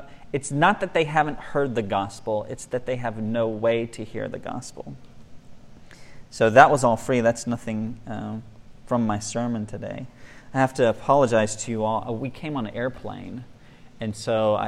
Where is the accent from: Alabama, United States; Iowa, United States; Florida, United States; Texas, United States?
Florida, United States; moved away as an adult; also born or lived in Nicaragua / Mexico; We're from Florida, and it gets hot in Florida